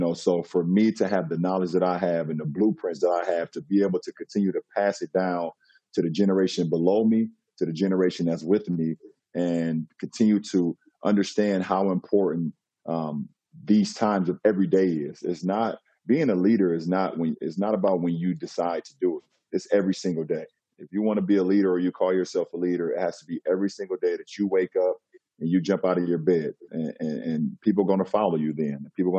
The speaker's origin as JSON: {"language": "English", "country": "United States", "tie": "born or raised there", "said": "as a model citizen, as a black man growing up in America."}